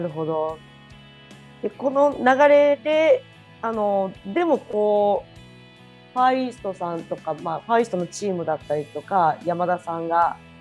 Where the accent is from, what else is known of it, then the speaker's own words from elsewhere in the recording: Kagawa, Japan; 私の香川県出身なんですけど